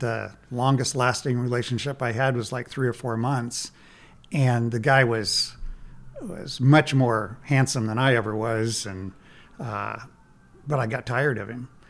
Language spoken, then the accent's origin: English; Nebraska, United States; I'm from Nebraska